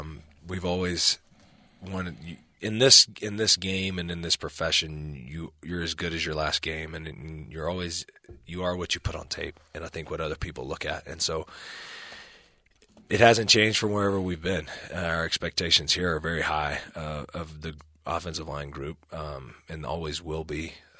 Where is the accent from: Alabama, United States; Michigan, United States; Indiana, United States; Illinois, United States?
Alabama, United States; Birmingham; now in Provo, United States; I tell people all the time, I come from the Bible Belt in Birmingham and south in the southeastern United States, so very conservative part of the country.